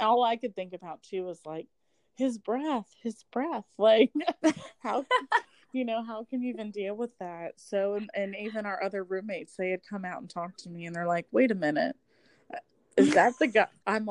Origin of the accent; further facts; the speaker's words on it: Polk County, Florida, United States; I'm from Polk County.